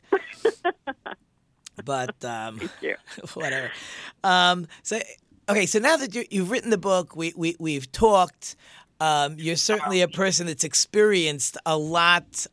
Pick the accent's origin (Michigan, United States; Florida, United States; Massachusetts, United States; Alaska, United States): Michigan, United States; Detroit; I'm from Detroit